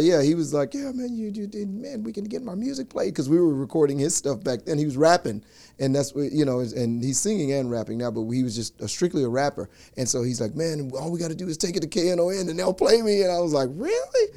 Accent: Louisiana, United States; we grew up together in Louisiana

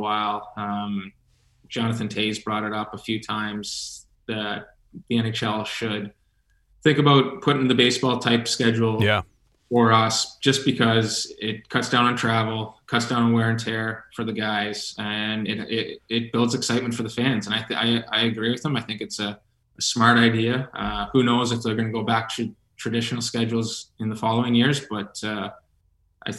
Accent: London, Ontario, Canada; my hometown of London, Ontario

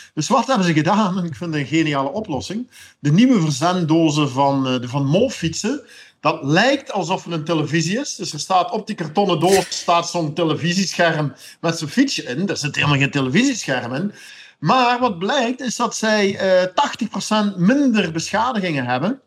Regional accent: Belgium; als Belg

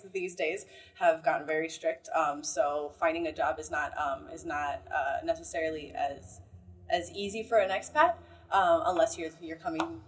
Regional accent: Florida, United States; now in Costa Rica; I'm from Florida

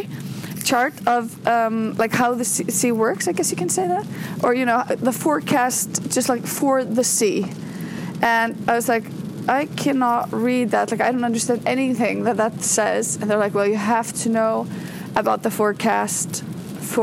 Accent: Iceland; As I drive into Reykjavik from my hometown on a very, very rainy morning. It is pouring buckets down here in Iceland.

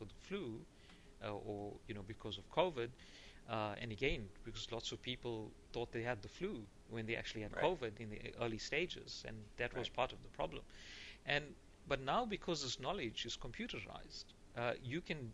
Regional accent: South Africa; I'm from South Africa

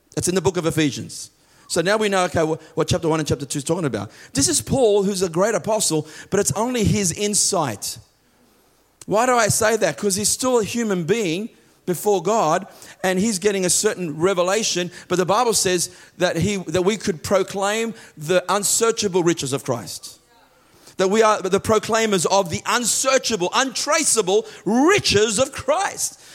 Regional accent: Australia; I am an Australian citizen.

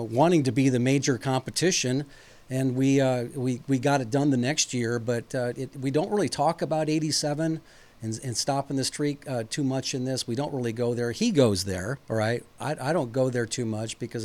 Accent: Ames, Iowa, United States; growing up in Ames

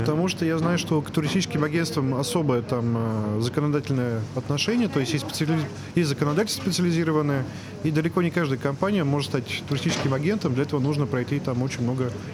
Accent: Moscow, Russia; мы, москвичи

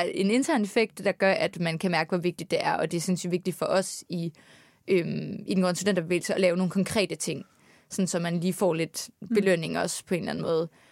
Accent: Aarhus, Central Denmark Region, Denmark; moved away as an adult; now in Copenhagen, Denmark; nu er jeg fra Aarhus

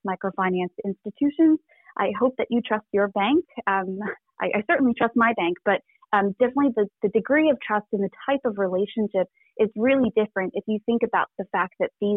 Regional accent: Canada; also born or lived in rural village near Wuhan, Hubei, China; So I'm Canadian, but I'm also a first generation Chinese Canadian immigrant. I was born in a really small rural village about 2 hours outside of Wuhan.

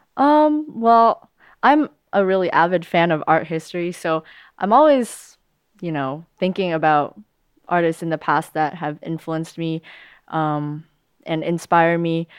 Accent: United States; I was born here, so I'm of American nationality

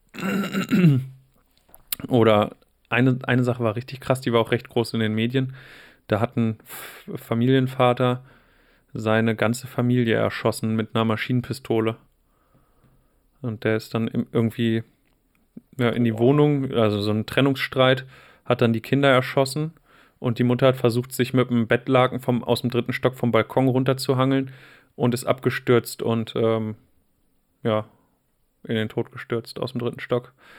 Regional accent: Wolfsburg, Lower Saxony, Germany; Wolfsburg hatte eine Zeit lang auch ganz schön krasse Ecken

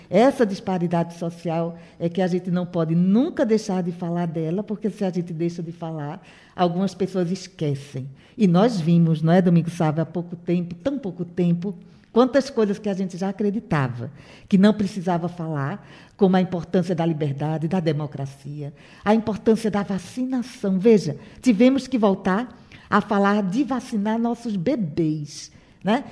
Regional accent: Caruaru, Pernambuco, Brazil; sou nascida em Caruaru, Matuta caruaruense

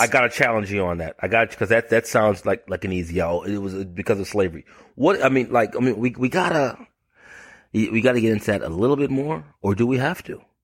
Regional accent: Bahamas; now in United States; I'm from the Bahamas. I'm, I'm from the Bahamas originally.

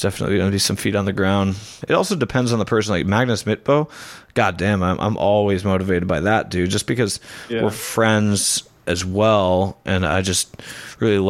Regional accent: United States; as a American

